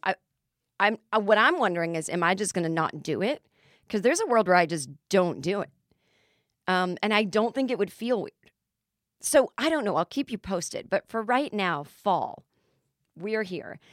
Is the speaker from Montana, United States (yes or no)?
no; Massachusetts, United States; now in Los Angeles, United States; growing up in Massachusetts, your entire lawn was just covered in leaves